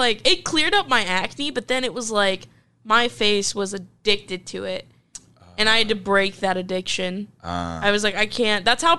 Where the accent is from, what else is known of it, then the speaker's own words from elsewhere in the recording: Pittsburgh, Pennsylvania, United States; now in Lincoln, United States; because I'm from Pittsburgh.